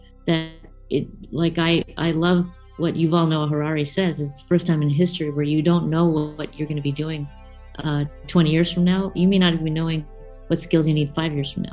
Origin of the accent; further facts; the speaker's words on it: United States; I'm growing up in America